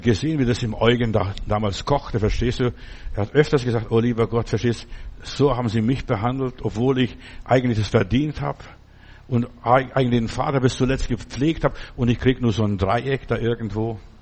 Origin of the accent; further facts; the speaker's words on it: Stuttgart, Baden-Württemberg, Germany; bei uns in Stuttgart